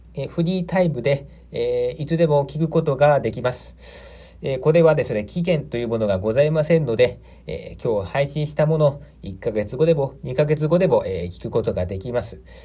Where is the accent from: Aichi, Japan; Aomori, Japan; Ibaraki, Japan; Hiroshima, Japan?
Aichi, Japan; moved away as an adult; also born or lived in Tokyo; 私は、愛知県の生まれでございまして